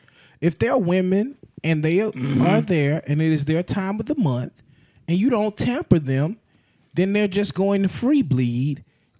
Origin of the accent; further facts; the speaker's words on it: Atlanta, Georgia, United States; I'm from Atlanta, Georgia.